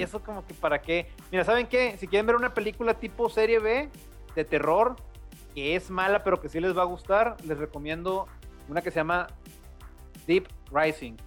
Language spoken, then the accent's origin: Spanish; Mexico; Aquí en México somos así